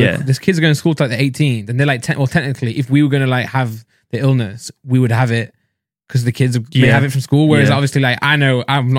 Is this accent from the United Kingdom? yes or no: yes; Midlands, United Kingdom; I'm from the Midlands.